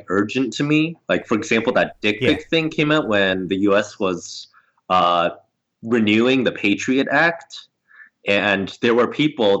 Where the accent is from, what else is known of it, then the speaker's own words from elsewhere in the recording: Southern California, United States; I grew up in Southern California